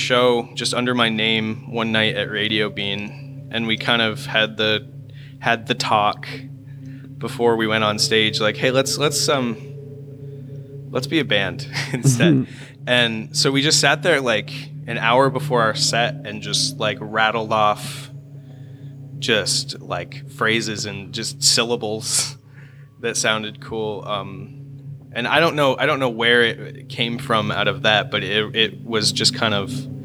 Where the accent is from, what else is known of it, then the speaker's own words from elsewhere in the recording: Swanton, United States; we grew up in Swanton